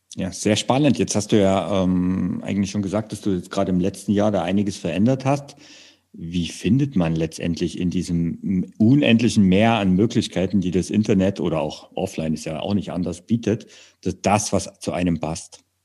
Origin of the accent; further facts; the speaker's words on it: Saxony, Germany; moved away; ich komme ja ursprünglich aus Sachsen